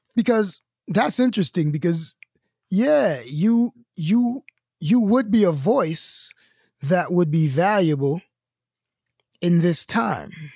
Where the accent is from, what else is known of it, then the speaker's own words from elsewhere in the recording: New York City, New York, United States; I'm from Brooklyn